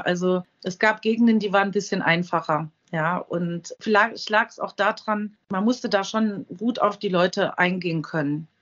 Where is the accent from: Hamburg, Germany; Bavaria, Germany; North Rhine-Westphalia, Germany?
North Rhine-Westphalia, Germany; Euskirchen; now in Nierstein, Germany; Geburtsort? Euskirchen. Und zwar ist das in Nordrhein-Westfalen.